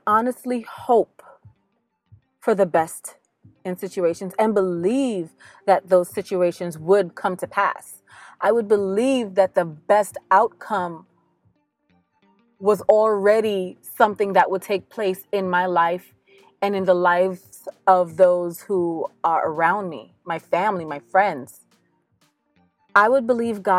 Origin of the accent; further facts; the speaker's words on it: New York, United States; growing up in New York